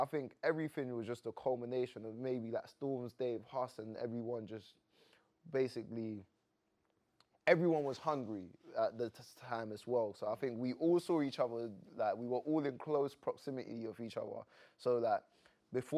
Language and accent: English; Croydon, London, United Kingdom; I'm from South London, Croydon